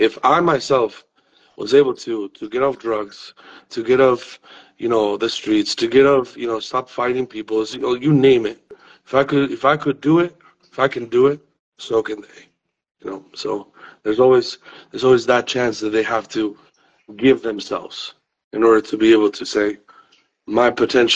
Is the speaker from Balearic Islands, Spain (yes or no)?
no; Madrid, Community of Madrid, Spain; moved away; I'm originally from Madrid, Spain.